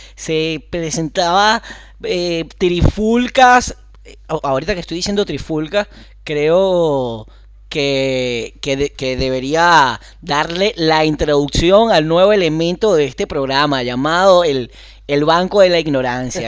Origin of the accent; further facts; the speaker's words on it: Carrizal, Miranda, Venezuela; moved away; also born or lived in Caracas; soy de Carrizal